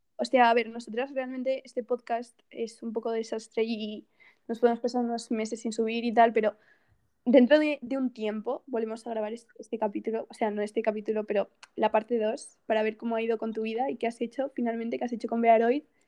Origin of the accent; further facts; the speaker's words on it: Castellón de la Plana, Valencian Community, Spain; Yo, soy de Castellón.